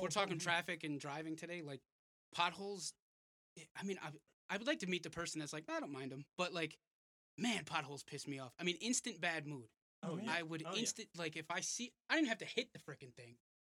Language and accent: English; New York, United States; Yeah, I just said that. Born and bred in New York.